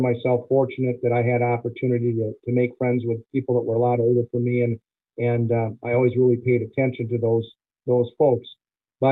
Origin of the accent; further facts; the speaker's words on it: Fort Atkinson, Wisconsin, United States; the National Dairy Shrine Hall of Fame is in Fort Atkinson. That happens to be my hometown